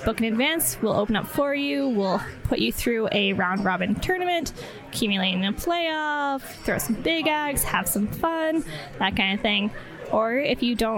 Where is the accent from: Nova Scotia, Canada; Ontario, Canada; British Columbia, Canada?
Ontario, Canada; moved away as an adult; also born or lived in Niagara Falls; now in Calgary, Canada; I'm from Ontario, where we've been established.